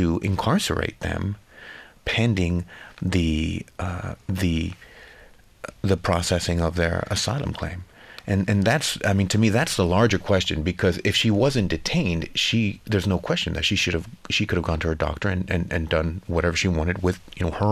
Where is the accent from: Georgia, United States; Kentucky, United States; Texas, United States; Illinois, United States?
Texas, United States; Laredo; I'm from Laredo, which is the city where Rosa was living. And, you know, we're a small community